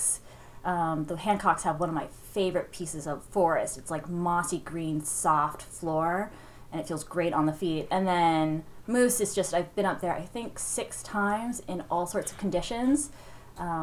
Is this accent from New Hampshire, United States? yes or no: yes; Littleton, New Hampshire, United States; We grew up in Littleton